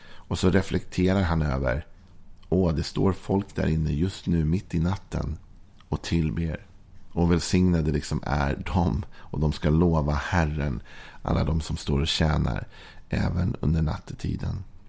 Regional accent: Sweden; vi är svenskar

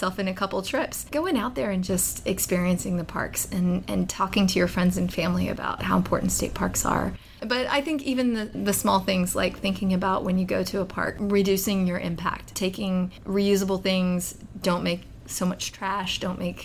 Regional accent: Fort Worth, Texas, United States; I grew up in Texas. So I grew up in Fort Worth. I'm sixth generation Texan.

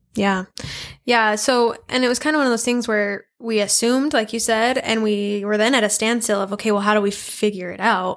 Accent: Idaho Falls, Idaho, United States; I was born and raised in Idaho Falls here

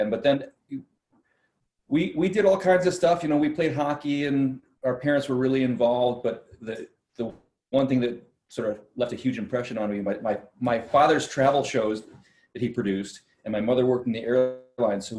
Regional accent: Park Ridge, Illinois, United States; also born or lived in Schaumburg; I grew up mostly in Park Ridge. My family moved around a bit when I was a kid.

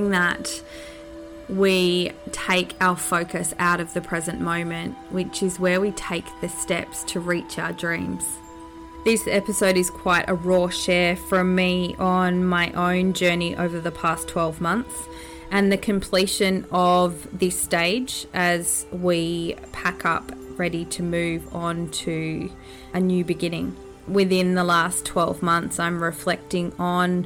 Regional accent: Australia; born or raised there; also born or lived in New Zealand (ancestry)

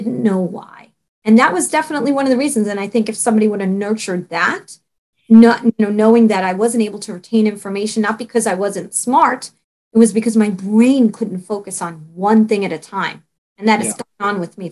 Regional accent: New York City, New York, United States; also born or lived in Staten Island; I was brought up and born in Brooklyn

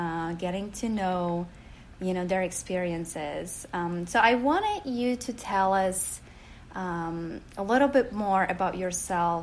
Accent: Poland; moved away as an adult; now in United States; growing up in Poland

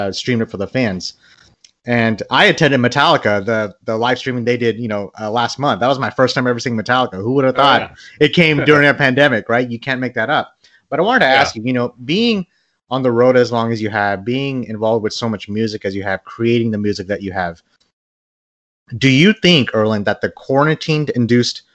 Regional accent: Bangladesh; I'm from Bangladesh

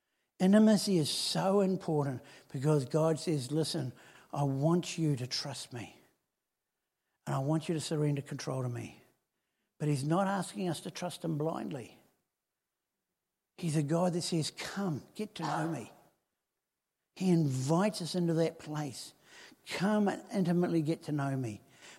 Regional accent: Helensville, Auckland, New Zealand; I grew up in Helensville, which, you know, it's a one-horse town, and then the horse died, and that was it.

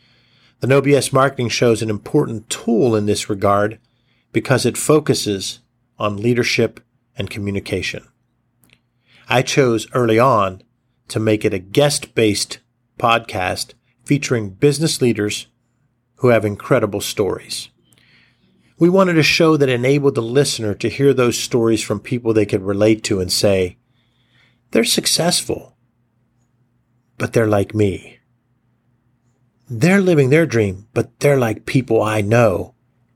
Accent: Johnstown, Pennsylvania, United States; now in Pittsburgh, United States; my hometown of Johnstown

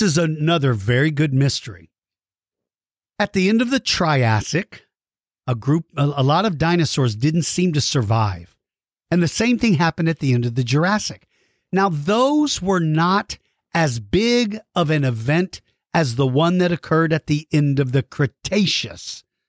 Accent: Washington, District of Columbia, United States; now in San Antonio, United States; I grew up in Washington, D.C., so I saw snow every winter when I was a kid. But then when we moved to Texas

